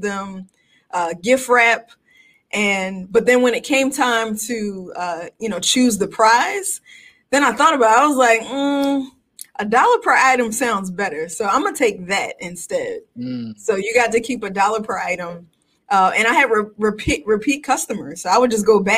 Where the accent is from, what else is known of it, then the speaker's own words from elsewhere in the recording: Philadelphia, Pennsylvania, United States; Born and raised in Philly, went to the greatest high school in the world